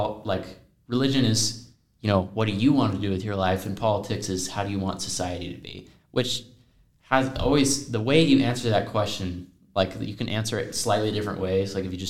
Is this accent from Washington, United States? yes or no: yes; Spokane, Washington, United States; I'm from Spokane, Washington